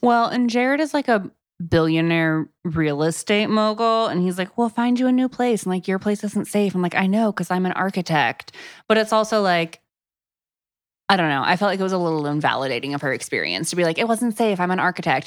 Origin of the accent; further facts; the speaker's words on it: Florida, United States; also born or lived in Texas; now in Tennessee, United States; I'm from Florida